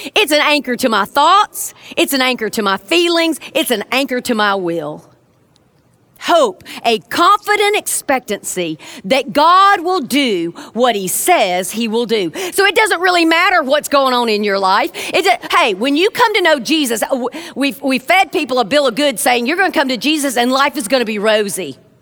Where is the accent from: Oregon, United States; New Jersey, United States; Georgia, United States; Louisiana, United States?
Georgia, United States; South; now in Birmingham, United States; I'm originally from South Georgia